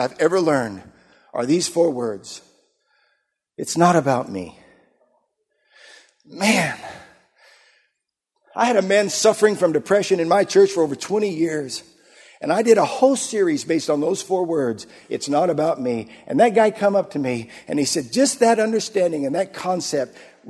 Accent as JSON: {"language": "English", "town": "Yuma", "region": "Arizona", "country": "United States", "tie": "born or raised there", "moved": "yes", "said": "I grew up in Arizona. We were there in Yuma, Arizona for many years"}